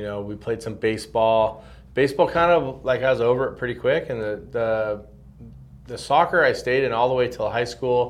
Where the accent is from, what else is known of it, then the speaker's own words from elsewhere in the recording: Southern California, United States; also born or lived in San Francisco / Redondo Beach / Hermosa Beach / Manhattan Beach; I was actually born in San Francisco, little okay. known fact. My family was living up there at the time. My dad was a general manager at a car dealership. And we moved to Southern California by the time I was 3 weeks old